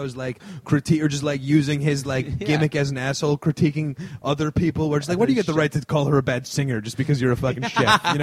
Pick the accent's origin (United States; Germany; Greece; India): United States; around New York; I grew up around New York